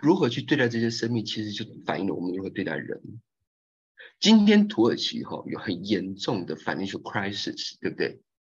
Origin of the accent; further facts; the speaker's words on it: Taiwan; moved away as an adult; now in Reyhanlı, Turkey; 作为台湾人，我在市政府